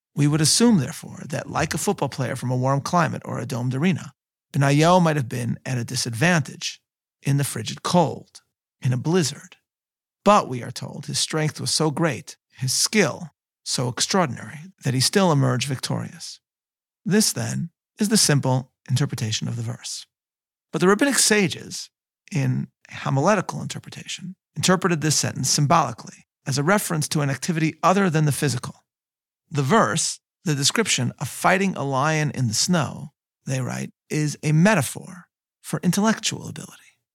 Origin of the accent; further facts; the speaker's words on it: Chicago, Illinois, United States; my hometown of Chicago